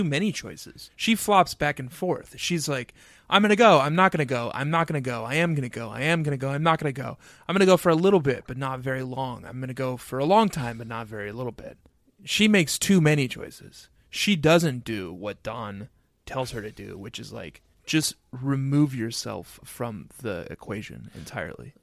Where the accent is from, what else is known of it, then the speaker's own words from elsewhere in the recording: Excelsior, Minnesota, United States; growing up in Excelsior, Minnesota.